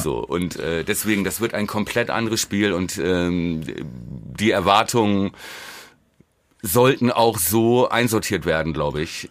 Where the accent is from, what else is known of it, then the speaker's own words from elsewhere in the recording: Germany; als Deutscher